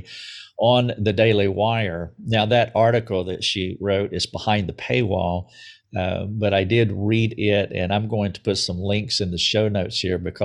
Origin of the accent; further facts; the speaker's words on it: southern United States, United States; I'm from the southern part of the United States